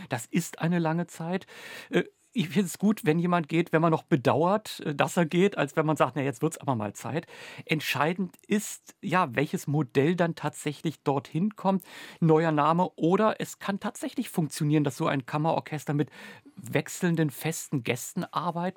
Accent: Berlin, Germany; als gebürtige Berliner

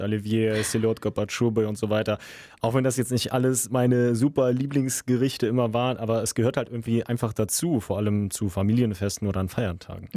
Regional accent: Germany; Ich bin hier geboren, aufgewachsen, habe einen deutschen Pass

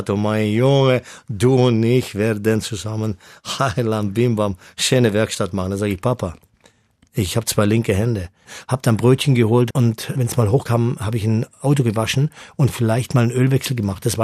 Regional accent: Baden-Württemberg, Germany; ich bin im Gefängnis aufgewachsen aufgewachsen am Bodensee äh, in einem alten Gefängnis

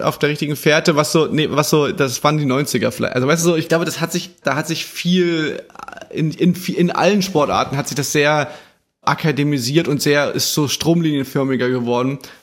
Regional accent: Chemnitz, Saxony, Germany; Bei uns in Chemnitz

